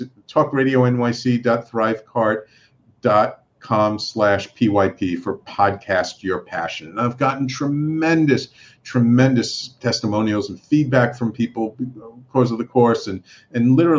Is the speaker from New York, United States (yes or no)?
yes; New York City, New York, United States; I'm a native New Yorker